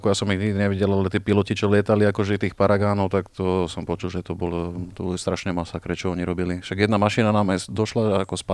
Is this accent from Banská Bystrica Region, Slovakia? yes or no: no; Bratislava, Bratislava Region, Slovakia; Čiže u nás v Bratislave?